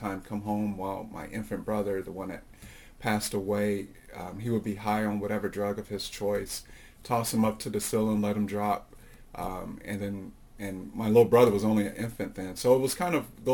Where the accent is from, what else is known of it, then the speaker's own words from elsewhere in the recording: Chicago, Illinois, United States; now in Thule, Greenland; I come from Chicago. I told you that great place in Illinois, the land of Lincoln